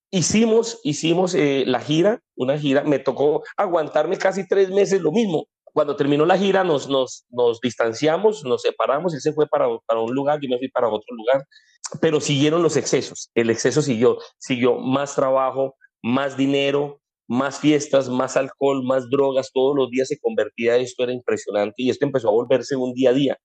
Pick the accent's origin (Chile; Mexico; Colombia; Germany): Colombia; aquí en Colombia llamamos